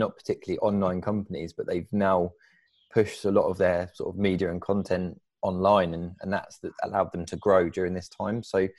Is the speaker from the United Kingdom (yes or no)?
yes; United Kingdom; I'm a British racing driver